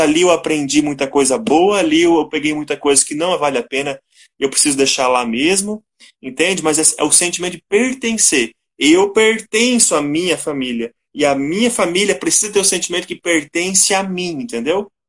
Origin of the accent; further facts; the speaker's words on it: Ituporanga, Santa Catarina, Brazil; moved away as an adult; also born or lived in Western Paraná / Ijuí, Rio Grande do Sul; now in São Bento do Sul, Brazil; Sou natural de Ituporanga, Santa Catarina.